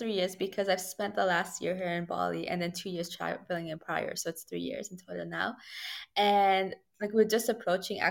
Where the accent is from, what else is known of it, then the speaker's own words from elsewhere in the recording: Toronto, Ontario, Canada; I'm Torontarian and I'm from Toronto, Canada